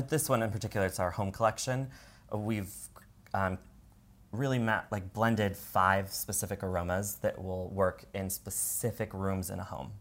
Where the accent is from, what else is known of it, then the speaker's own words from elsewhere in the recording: Washington, United States; moved away as an adult; now in San Diego, United States; I'm from Washington